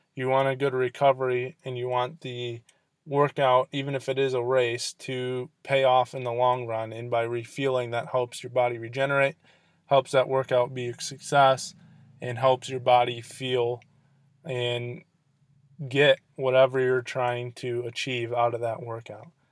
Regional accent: Michigan, United States; the sports reporter here in my hometown

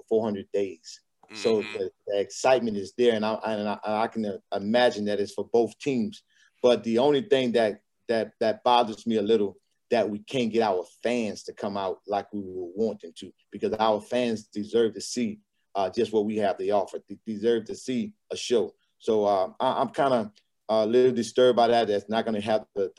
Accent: Louisiana, United States; also born or lived in Arkansas; now in Texas, United States; I'm from Louisiana

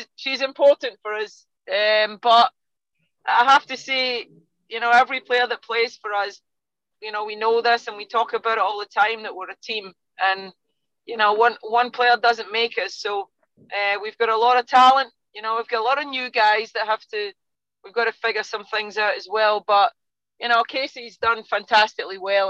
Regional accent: Scotland, United Kingdom; now in United States; you can tell by my accent, I'm not from Texas, you know. In Scotland, we're used to being the underdogs

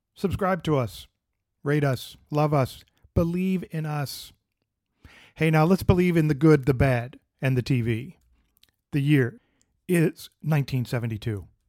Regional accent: Pennsylvania, United States; My home state of Pennsylvania

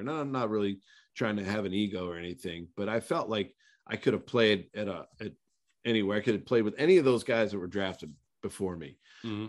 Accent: small town outside of Pittsburgh, Pennsylvania, United States; moved away as an adult; also born or lived in Tulsa, Oklahoma; I came from a small town outside of Pittsburgh, Pennsylvania

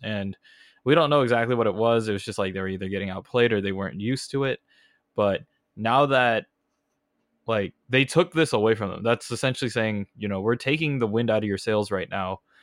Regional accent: California, United States; accent: thick Californian; I have the thick, you know, Californian accent

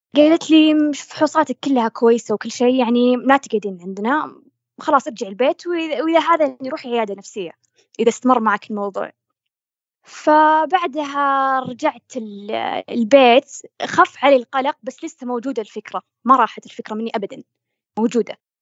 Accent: Saudi Arabia; عندنا بالسعودية

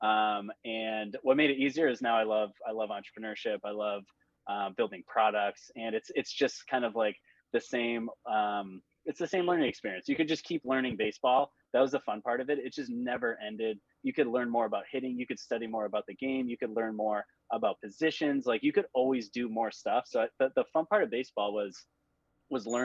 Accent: Boston, Massachusetts, United States; I'm from the Boston area. I live just north of Boston

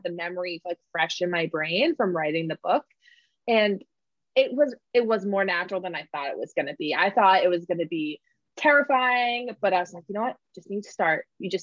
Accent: New England, United States; I'm from New England

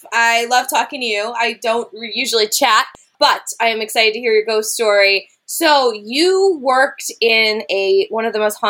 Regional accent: United States; also born or lived in London; I'm from America.

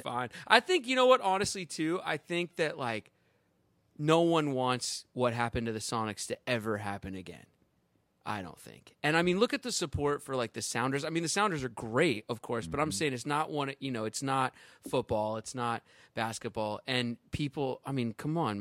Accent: Edmonds, Washington, United States; I'm from Edmonds, Washington, born and raised

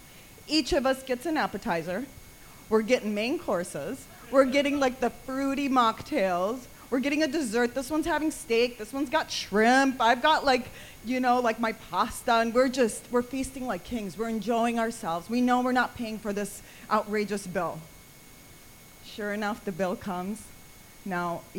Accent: Minneapolis, Minnesota, United States; also born or lived in Damascus, Syria; I was born in Damascus, but I was raised in the United States. I grew up in Minneapolis, Minnesota

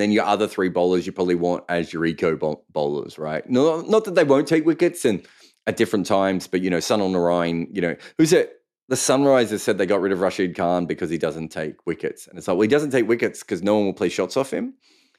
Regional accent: Melbourne, Victoria, Australia; Yeah, I mean, I grew up in Melbourne, and there were so many Croatian and Serbian people.

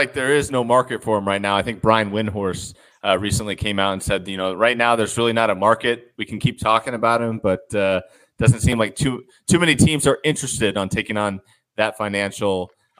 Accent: Phoenix, Arizona, United States; growing up in Phoenix

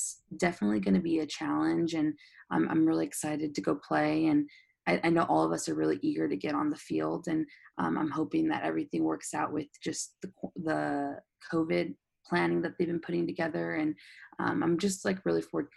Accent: San Diego, California, United States; I'm from San Diego

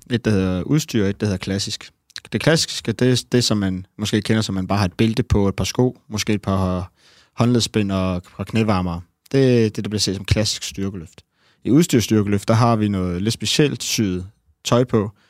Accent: Næstved, Zealand, Denmark; jeg er fra Næstved.

